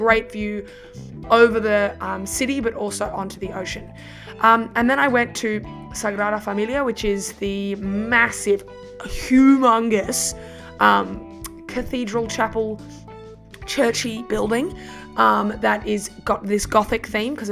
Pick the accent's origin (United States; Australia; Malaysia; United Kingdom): Australia; as an Australian